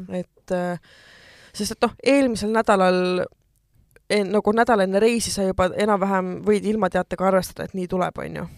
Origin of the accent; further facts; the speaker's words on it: Estonia; ma olen eestlane